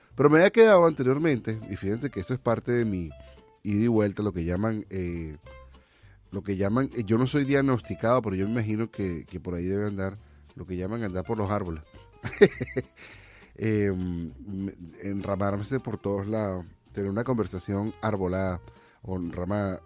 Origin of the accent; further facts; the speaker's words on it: Venezuela; now in United States; como venezolano